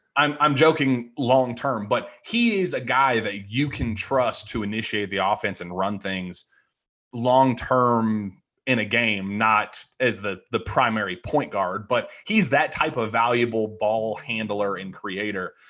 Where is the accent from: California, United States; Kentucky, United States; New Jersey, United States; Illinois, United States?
Kentucky, United States; Louisville; I grew up in Louisville